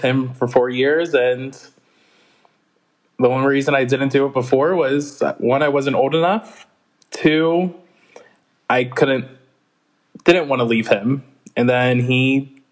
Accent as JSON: {"language": "English", "region": "Midwest", "country": "United States", "moved": "yes", "lives_now": "East Coast, United States", "said": "I am from the Midwest originally. Mm-hmm. Currently residing on the East Coast."}